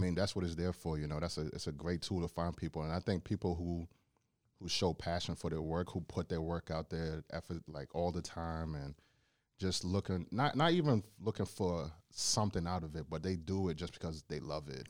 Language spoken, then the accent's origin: English; Charlotte Amalie, U.S. Virgin Islands; also born or lived in Bronx, New York / Brooklyn, New York; now in Cleveland, United States; I was raised in the Virgin Islands for eight years